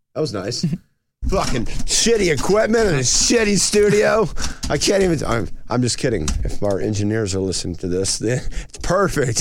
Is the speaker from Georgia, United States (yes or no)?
yes; North Georgia, United States; I grew up in North Georgia